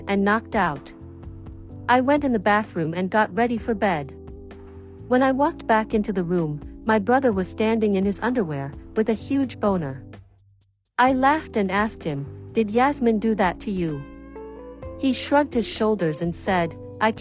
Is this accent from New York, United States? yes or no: yes; New York, United States; also born or lived in White Plains, New York; I grew up in the Bronx